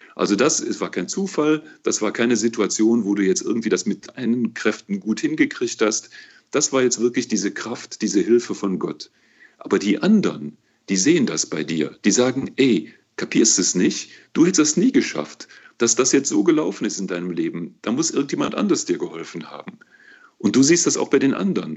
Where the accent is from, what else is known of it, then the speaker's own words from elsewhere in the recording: Cologne, North Rhine-Westphalia, Germany; das kann ich ja nur als Kölner beantworten, weißt du? Hier in Köln